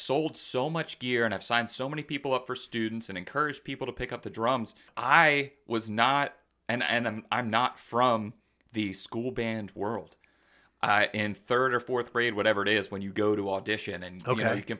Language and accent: English; Lancaster, Pennsylvania, United States; Yeah, Lancaster. You know, born and raised in Lancaster, and you know, that was the big city. Lancaster was the big city.